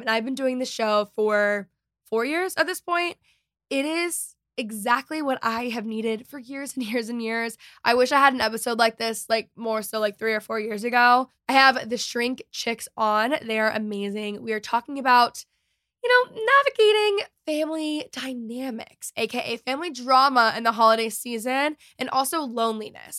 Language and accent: English; Texas, United States; I'm also Texan